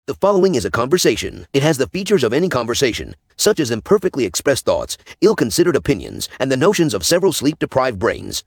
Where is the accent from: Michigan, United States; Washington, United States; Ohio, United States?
Washington, United States; Seattle; now in Iowa, United States; I grew up in Seattle